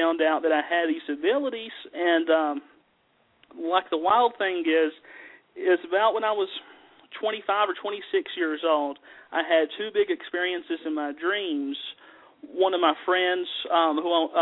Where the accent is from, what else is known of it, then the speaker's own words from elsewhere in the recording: the South, United States; accent: southern; as you can tell just by my accent, I'm from the mountains. I have a very southern accent